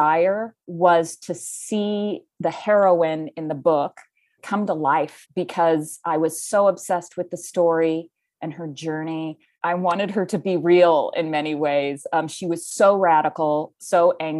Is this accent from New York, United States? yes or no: no; Kansas City, Missouri, United States; I come from the Midwest in the United States, Kansas City, Missouri. I was born and raised there